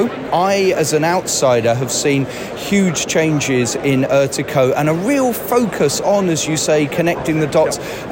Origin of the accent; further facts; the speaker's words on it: United Kingdom; as a British person